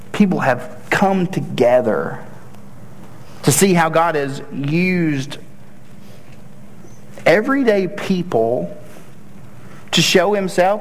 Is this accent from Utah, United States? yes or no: no; Tennessee, United States; moved away; I'm from Tennessee